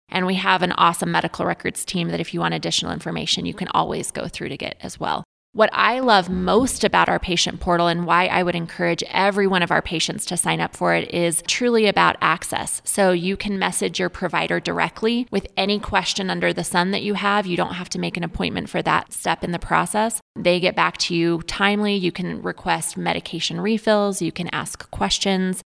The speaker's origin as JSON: {"language": "English", "region": "central New Mexico", "country": "United States", "tie": "born or raised there", "also_born_or_lived": "Denver, Colorado", "moved": "as an adult", "lives_now": "San Luis Valley, United States", "said": "I grew up in a very small town in central New Mexico"}